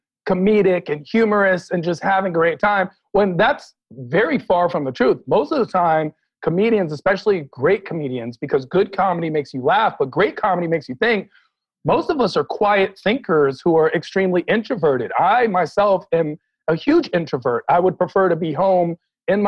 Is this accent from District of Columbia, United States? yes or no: yes; Washington, District of Columbia, United States; now in Los Angeles, United States; I'm from Washington, D.C. I am a D.C. native, born and raised